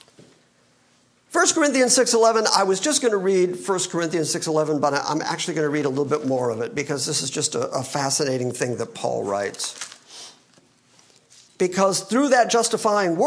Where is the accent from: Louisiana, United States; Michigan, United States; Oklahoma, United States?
Michigan, United States; I'm from Michigan